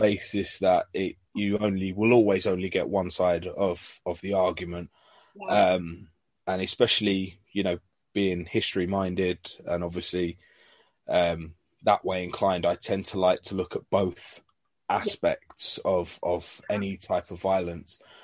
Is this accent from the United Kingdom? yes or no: yes; London, United Kingdom; now in North of England, United Kingdom; originally, I'm from North London myself.